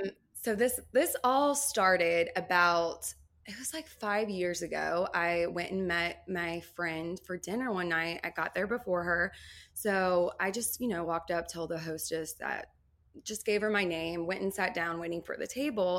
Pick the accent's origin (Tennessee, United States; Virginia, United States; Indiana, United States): Tennessee, United States; Nashville; also born or lived in New Orleans, Louisiana; originally from New Orleans, but I grew up in Nashville